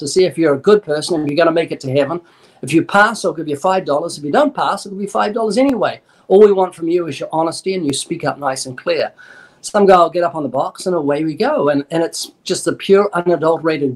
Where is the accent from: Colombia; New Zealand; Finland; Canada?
New Zealand; I'm New Zealander